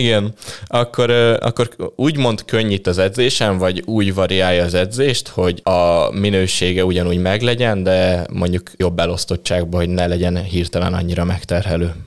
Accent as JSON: {"language": "Hungarian", "town": "Kecskemét", "region": "Bács-Kiskun", "country": "Hungary", "moved": "yes", "said": "Kecskemétről származom"}